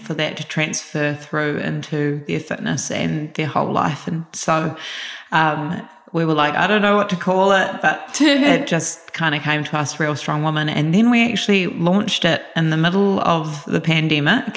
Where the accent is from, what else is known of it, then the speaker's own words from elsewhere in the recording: Christchurch, Canterbury, New Zealand; moved away as an adult; now in Auckland, New Zealand; I am originally from Christchurch, New Zealand, and then moved up to Auckland after the earthquakes